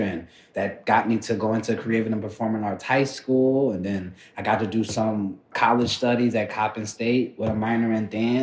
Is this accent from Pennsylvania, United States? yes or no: yes; Philadelphia, Pennsylvania, United States; where we grew up at in North Philly